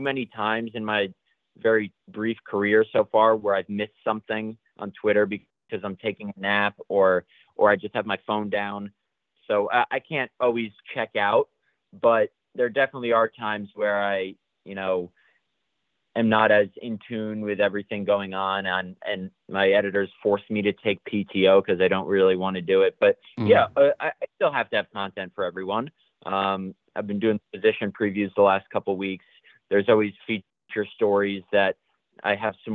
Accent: United States; now in Green Bay, United States; I'm from the Connecticut, New York City, New Jersey area.

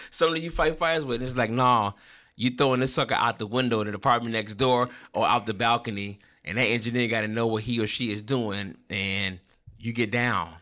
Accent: Chicago, Illinois, United States; born and raised on the West Side of Chicago

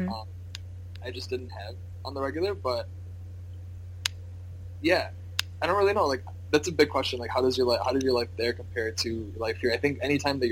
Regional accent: Armada, Michigan, United States; moved away as an adult; now in Atlanta, United States; I grew up in Armada, Michigan. Small farm town

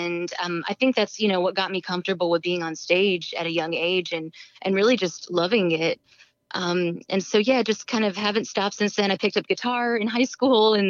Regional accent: Houston, Texas, United States; now in San Francisco, United States; I'm originally from Houston, Texas, but I've been living out in San Francisco for the last about 4.5 years.

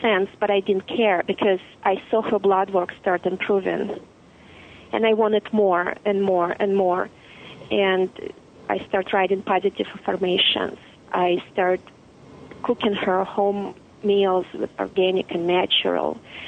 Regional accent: Russia; But what it did for us, it created the deep desire for a life of freedom, choice, and dignity without living this intense contrast back in Russia.

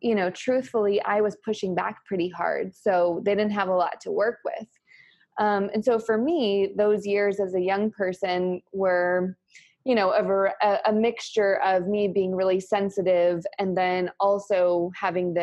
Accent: New Mexico, United States; now in Austin, United States; I'm also from New Mexico. I like to share that. I'm very proud of my New Mexico heritage.

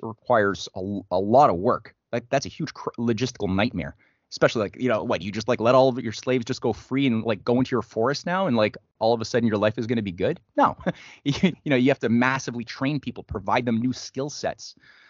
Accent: Canada

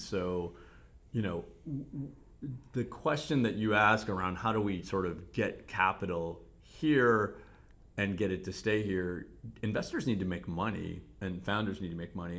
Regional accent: Cleveland, Ohio, United States; accent: Cleveland; moved away as an adult; also born or lived in South Africa; I moved back to the region, Cleveland. So this is my hometown

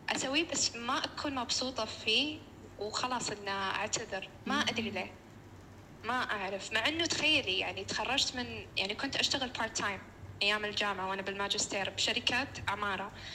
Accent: Saudi Arabia; احنا عندنا بالسعوديه

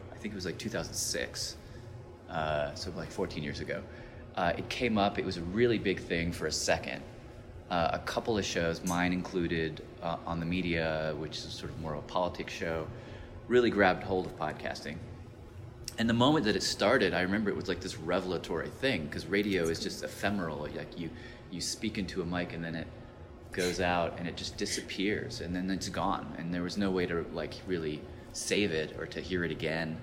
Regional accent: Nashville, Tennessee, United States; I grew up in Tennessee as a as this Arab kid

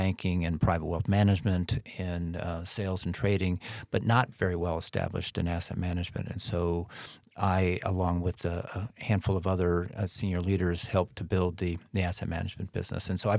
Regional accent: Midwest, United States; now in New York City, United States; I was a kid from the Midwest, turned up in the big city.

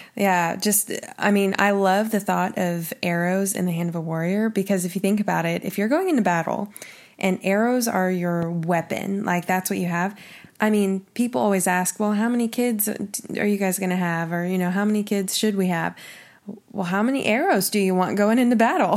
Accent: Oklahoma, United States; I'm from Oklahoma

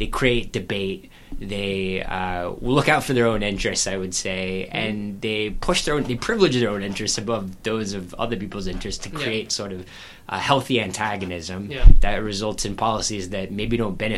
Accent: the South, United States; We're both from the South.

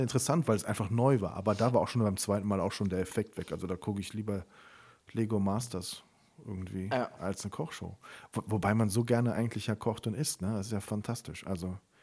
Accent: Siegburg, North Rhine-Westphalia, Germany; moved away as an adult; ich bin ja in Siegburg aufgewachsen

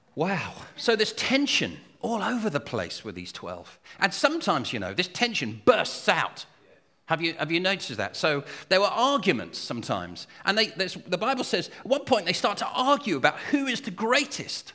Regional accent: United Kingdom; I'm British

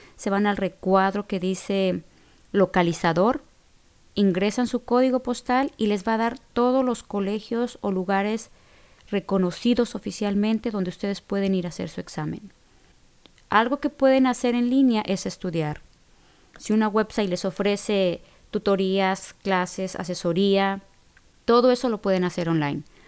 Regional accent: Mexico; now in Illinois, United States; allá lo conocemos como secundaria

